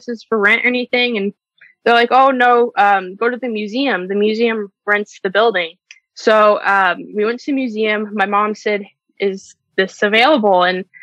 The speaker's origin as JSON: {"language": "English", "region": "Arizona", "country": "United States", "also_born_or_lived": "Chandler, Arizona", "moved": "as an adult", "lives_now": "Oregon, United States", "said": "we are from Arizona. We moved to Oregon about 2 years ago"}